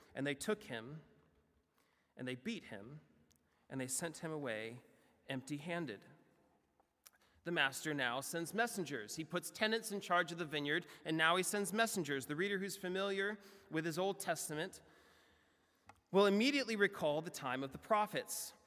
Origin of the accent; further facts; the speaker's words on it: United States; as an American